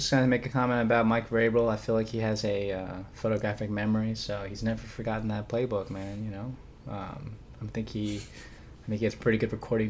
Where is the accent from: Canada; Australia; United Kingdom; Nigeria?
United Kingdom; Liverpool, North West England; Go Mighty Reds, man. I'm from Liverpool.